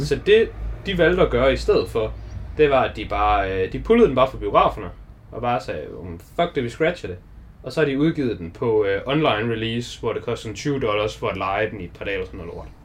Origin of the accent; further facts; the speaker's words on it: Denmark; vi er danskere